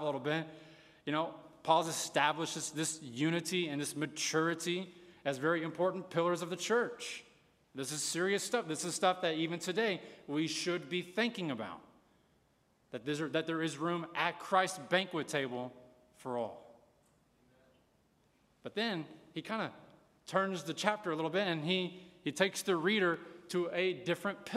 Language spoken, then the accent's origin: English; United States